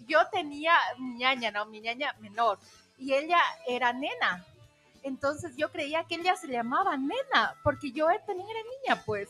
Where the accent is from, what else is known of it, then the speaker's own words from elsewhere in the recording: Ecuador; nosotros como ecuatorianos